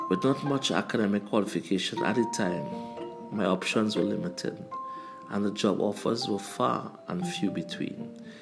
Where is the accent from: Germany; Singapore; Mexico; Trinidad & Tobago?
Trinidad & Tobago; also born or lived in Canada